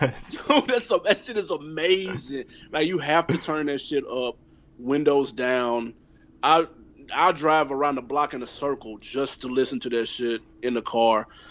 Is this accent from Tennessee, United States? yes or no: yes; Nashville, Tennessee, United States; I'm from Tennessee, I'm from Nashville